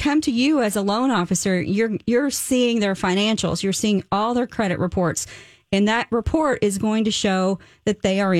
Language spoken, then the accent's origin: English; the South, United States; I am from the South.